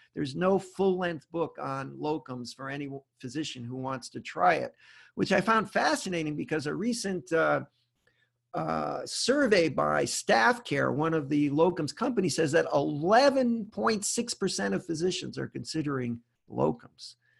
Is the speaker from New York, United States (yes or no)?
no; Rhode Island, United States; moved away; also born or lived in Charlotte, North Carolina / Memphis, Tennessee; I'm originally from Rhode Island